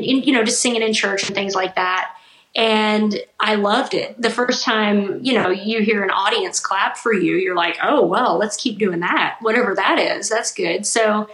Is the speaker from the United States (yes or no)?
yes; Missouri, United States; I grew up in Missouri